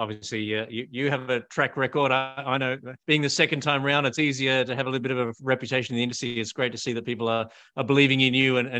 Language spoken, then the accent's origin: English; Australia; I'm an Australian patent attorney